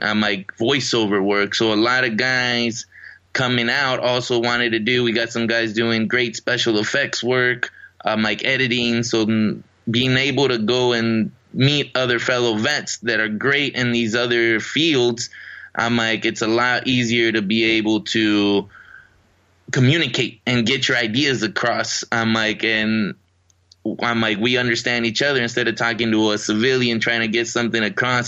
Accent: Riverside, California, United States; also born or lived in Mexico; my hometown in Riverside, California

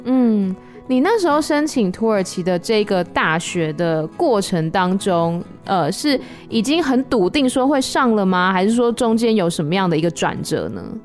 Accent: Taiwan; 像我们台湾可能就说假爸爸

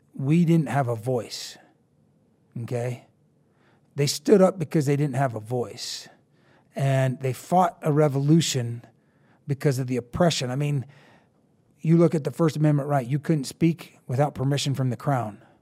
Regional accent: Eastern Colorado, United States; I grew up in Eastern Colorado.

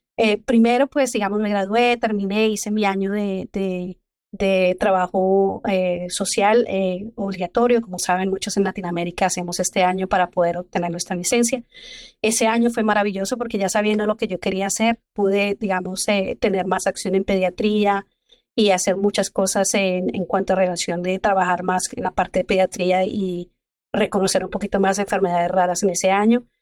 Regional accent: Zipaquirá, Cundinamarca, Colombia; moved away as an adult; also born or lived in Bogotá; now in Texas, United States; yo soy colombiana, soy del pueblo que se llama Zipaquirá, es muy cerca de Bogotá.

